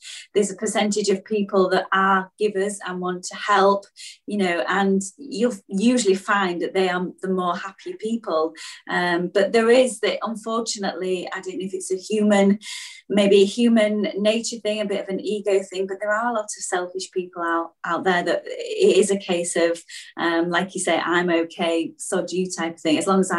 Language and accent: English; Beverley, Yorkshire and the Humber, United Kingdom; Oh yes, I'm posh from Beverley in East Yorkshire.